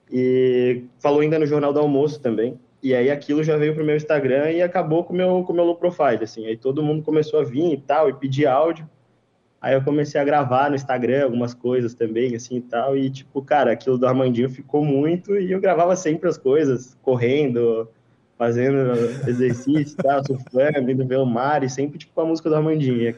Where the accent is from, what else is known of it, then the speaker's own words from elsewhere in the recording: Florianópolis, Santa Catarina, Brazil; Eu sou manezinho da ilha.